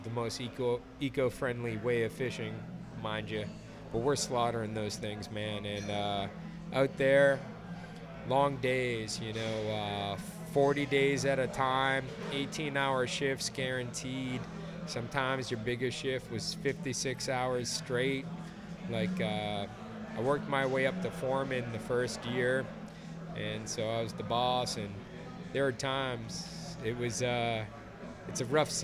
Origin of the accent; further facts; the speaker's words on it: Rockport, Massachusetts, United States; I'm from Pigeon Cove, which is Rockport, Mass., which is the backside of the island that Gloucester is